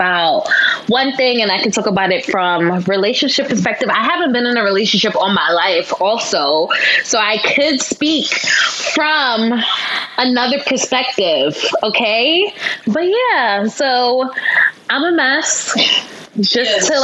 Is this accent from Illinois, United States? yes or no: no; New York City, New York, United States; From Brooklyn, born and raised